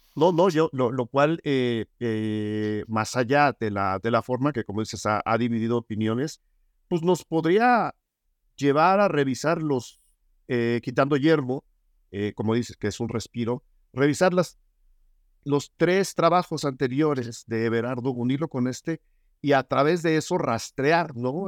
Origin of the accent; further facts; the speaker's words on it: Mexico; quienes nacimos, crecimos y habitamos en este país